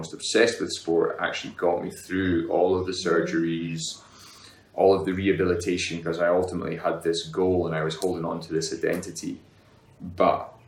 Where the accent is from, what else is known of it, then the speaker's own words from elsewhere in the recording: Highlands of Scotland, United Kingdom; moved away; I grew up in the Highlands of Scotland, which is a long way away from here